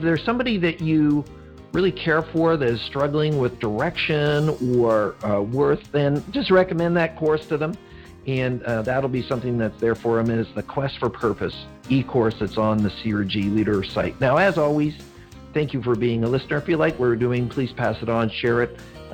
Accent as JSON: {"language": "English", "town": "Vancouver", "region": "British Columbia", "country": "Canada", "said": "I'm from Vancouver. I'm in Vancouver"}